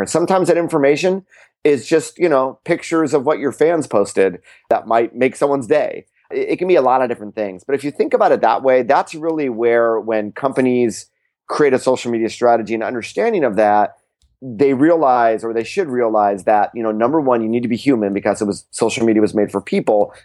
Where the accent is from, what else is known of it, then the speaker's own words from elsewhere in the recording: California, United States; I'm from California